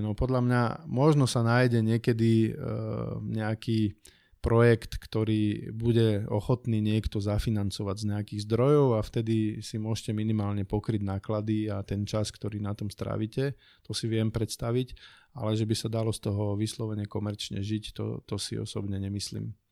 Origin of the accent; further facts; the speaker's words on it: from below the Tatras, Prešov Region, Slovakia; moved away; also born or lived in Bratislava area; pochádzam z Tatier, teda spod Tatier